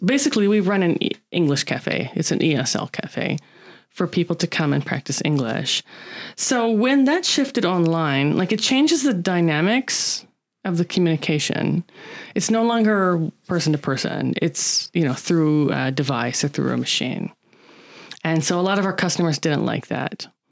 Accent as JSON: {"language": "English", "country": "United States", "moved": "yes", "lives_now": "Japan", "said": "I'm American"}